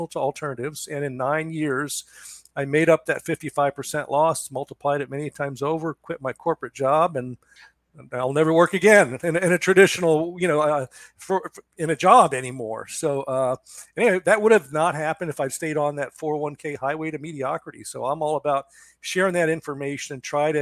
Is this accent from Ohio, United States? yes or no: yes; Cincinnati, Ohio, United States; moved away as an adult; also born or lived in Daytona Beach, Florida / Seattle, Washington; now in Charleston, United States; I grew up in Cincinnati, Ohio